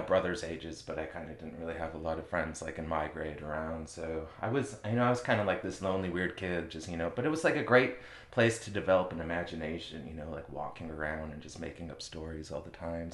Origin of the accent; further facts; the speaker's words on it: Stillwater, Minnesota, United States; moved away as an adult; now in New Orleans, United States; I was from Stillwater, Minnesota. I lived out in the country growing up, like, raised goats